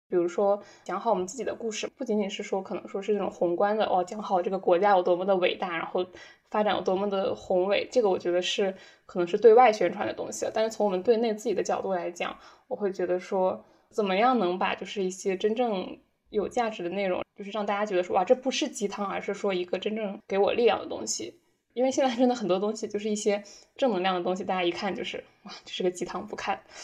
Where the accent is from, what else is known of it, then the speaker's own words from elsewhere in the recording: northern China, China; moved away as an adult; 当时我在自己家乡的一个新媒体公司实习。那其实我的家乡呢，已经是北方的一个比较大型的工业城市了